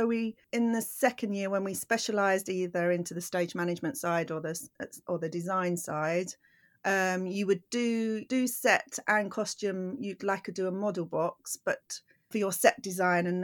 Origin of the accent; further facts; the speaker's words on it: London, United Kingdom; also born or lived in Croydon; I'm from South London, but I moved all the way to Croydon, which is about 40 minutes in the car.